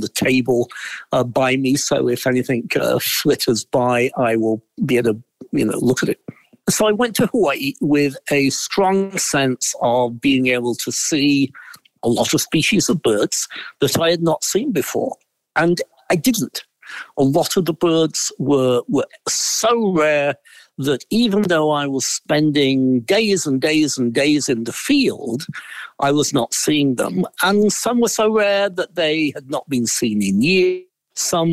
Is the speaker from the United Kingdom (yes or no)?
yes; Derbyshire, East Midlands, United Kingdom; moved away as an adult; also born or lived in Oxford, England / Las Cruces, New Mexico; now in United States; I grew up in Derbyshire, which is the southern end of the Pennines.